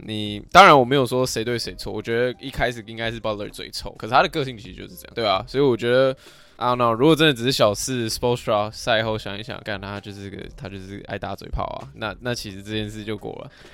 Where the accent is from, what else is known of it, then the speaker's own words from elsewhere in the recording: Taiwan; 我们，就是台湾人